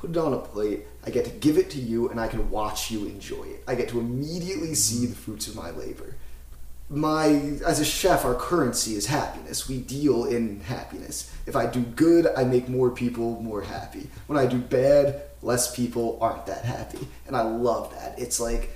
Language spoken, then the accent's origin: English; Philadelphia, Pennsylvania, United States; also born or lived in Florida; I grew up in the Main Line in Philadelphia